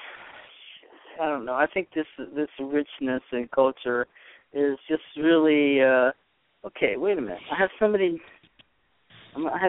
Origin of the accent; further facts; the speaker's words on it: upstate New York, United States; also born or lived in Boston; now in Los Angeles, United States; we came out here in 65, so what I did, I was born in Boston, but we lived in upstate New York